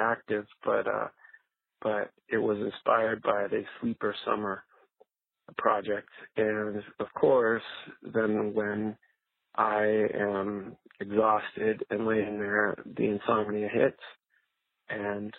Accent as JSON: {"language": "English", "country": "Canada", "moved": "yes", "lives_now": "Anaheim, United States", "said": "I am originally from Canada, and now I live in Anaheim, California."}